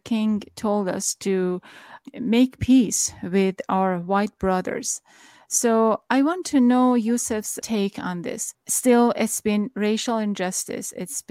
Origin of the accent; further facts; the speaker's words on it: Tehran, Tehran Province, Iran; now in United States; Back in my home country in Tehran